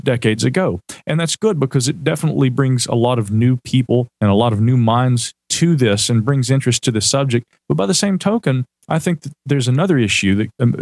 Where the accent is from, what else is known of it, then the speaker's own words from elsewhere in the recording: the South, United States; accent: Southern; my Southern accent